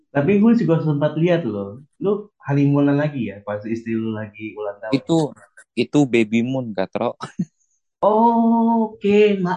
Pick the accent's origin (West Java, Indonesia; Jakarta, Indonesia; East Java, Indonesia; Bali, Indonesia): Jakarta, Indonesia; North Jakarta; ya kan gue gue anak Jakarta Utara bro